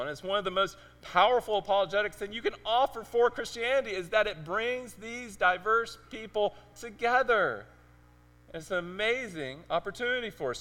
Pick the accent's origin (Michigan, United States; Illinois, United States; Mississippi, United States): Mississippi, United States; Mississippi Delta, United States; accent: Mississippiisms; moved away as an adult; also born or lived in Arizona / Memphis, Tennessee; now in Cambridge; I was born in Arizona. I lived in Memphis for several years, and then we moved down to rural Mississippi. And uh, we lived in the Mississippi Delta